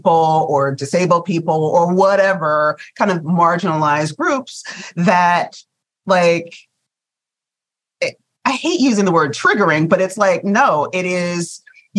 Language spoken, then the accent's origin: English; Virginia, United States; I'm a Virginia girl